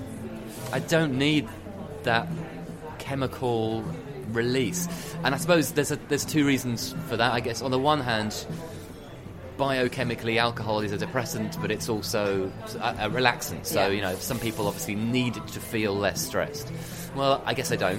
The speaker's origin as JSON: {"language": "English", "country": "United Kingdom", "said": "being a Brit, but actually I'm half French as well"}